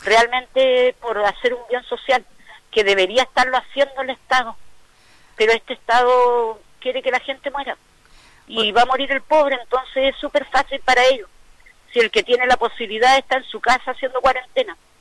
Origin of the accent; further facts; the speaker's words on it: Quinchao Island, Los Lagos, Chile; nuestra isla